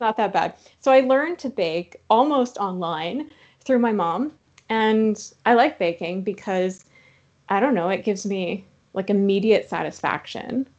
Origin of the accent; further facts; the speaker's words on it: Saskatchewan, Canada; now in Toronto, Canada; I'm from Saskatchewan